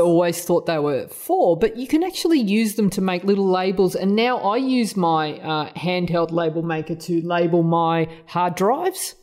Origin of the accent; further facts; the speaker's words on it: Australia; accent: Australian; my Australian accent